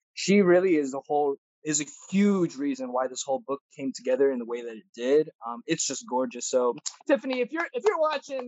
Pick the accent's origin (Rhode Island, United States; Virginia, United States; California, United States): California, United States; how blessed I am to have grown up and lived here